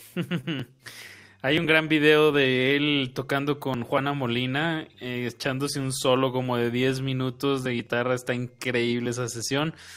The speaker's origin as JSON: {"language": "Spanish", "country": "Mexico", "said": "como mexicanos"}